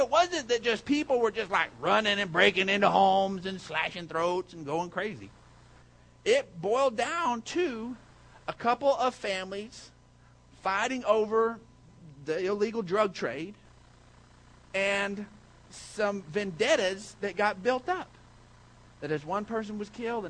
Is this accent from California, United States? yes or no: no; Odessa, Texas, United States; I grew up and lived in Odessa, Texas.